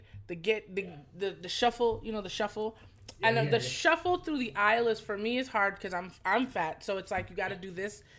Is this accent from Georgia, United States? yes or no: no; New York City, New York, United States; when you from New York, you know, when you from Brooklyn